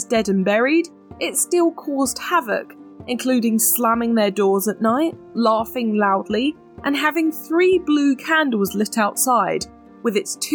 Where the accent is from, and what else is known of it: United Kingdom